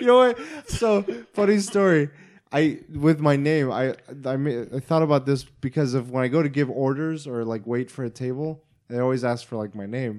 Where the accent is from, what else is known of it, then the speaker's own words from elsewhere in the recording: Oklahoma, United States; I'm from Oklahoma